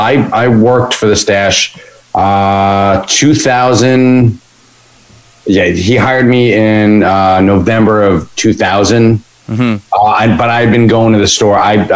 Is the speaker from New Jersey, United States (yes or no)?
yes; Lincroft, New Jersey, United States; I grew up in Lincroft.